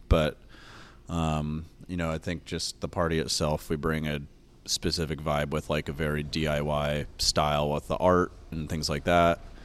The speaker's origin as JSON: {"language": "English", "town": "Sacramento", "region": "California", "country": "United States", "tie": "born or raised there", "also_born_or_lived": "Oregon", "said": "I grew up here in Sacramento"}